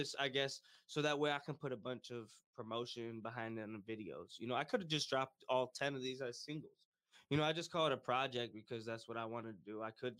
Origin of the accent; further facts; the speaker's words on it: Monroe, Michigan, United States; Monroe's my hometown